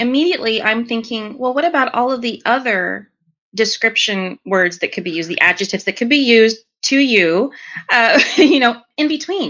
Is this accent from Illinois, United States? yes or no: no; New York, United States; I'm from New York. I'm called that all the time.